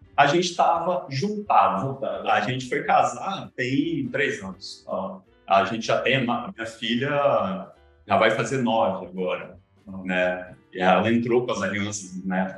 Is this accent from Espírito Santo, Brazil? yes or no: yes; Cachoeiro de Itapemirim, Espírito Santo, Brazil; also born or lived in Viçosa, Minas Gerais; eu já nasci em Cachoeiro, meu pai nasceu em Cachoeiro, então acabei crescendo mesmo, ensino médio, foi todo um cachoeiro